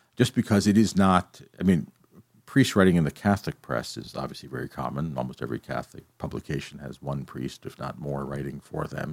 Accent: Calgary, Alberta, Canada; moved away as an adult; now in Kingston, Canada; I grew up in Calgary, where my family is, but I came to Queens.

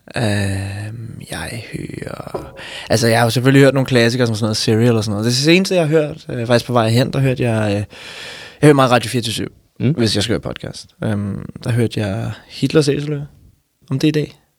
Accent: Frederiksberg, Capital Region of Denmark, Denmark; jeg er vokset op... Øh, jeg går nok fra Frederiksberg, men... men øh, så kan man så diskutere, hvad, hvad Frederiksberg er, men, men, men jeg ser mig, hvis jeg, nogen spørger mig, så ser jeg hellere Københavner

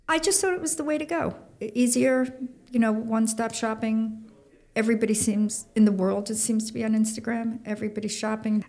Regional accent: Long Island, New York, United States; I grew up on Long Island

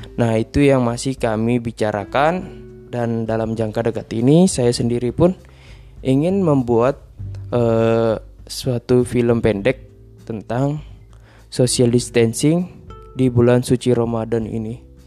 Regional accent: Berau Regency, East Kalimantan, Indonesia; moved away; saya pulang ke kampung halaman saya

